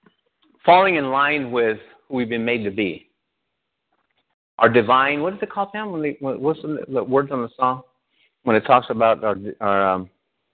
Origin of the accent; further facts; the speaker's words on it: Southern California, United States; moved away; also born or lived in Colorado; I grew up in Southern California